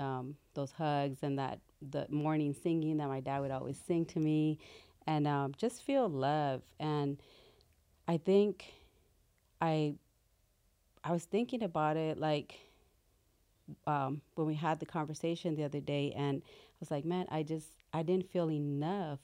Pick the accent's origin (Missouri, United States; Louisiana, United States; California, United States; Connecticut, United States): California, United States; Compton; also born or lived in Mexico City, Mexico / Watts, Los Angeles; We stayed in Watts for a while and then moved to Compton and then just grew up there